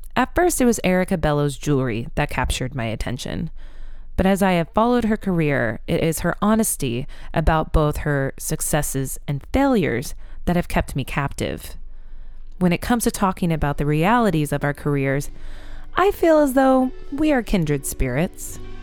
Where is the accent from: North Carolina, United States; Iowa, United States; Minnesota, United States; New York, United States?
Iowa, United States; I'm from Iowa